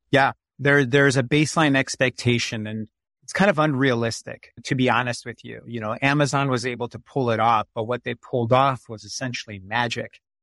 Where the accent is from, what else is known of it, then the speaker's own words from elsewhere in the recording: Chicago, Illinois, United States; I grew up in Chicago, Illinois. I was born there and spent most of my life there.